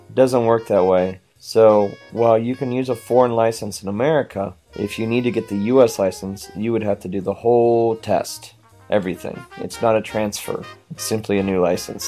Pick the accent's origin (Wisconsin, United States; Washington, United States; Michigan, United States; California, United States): Washington, United States; I'm from Washington